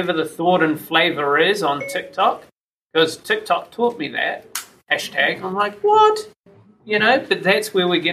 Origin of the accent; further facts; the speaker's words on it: New Zealand; born and raised in New Zealand